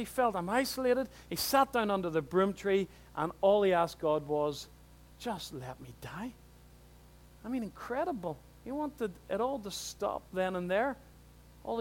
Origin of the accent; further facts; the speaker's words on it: Newtownards, Northern Ireland, United Kingdom; I'm from Newton Ards.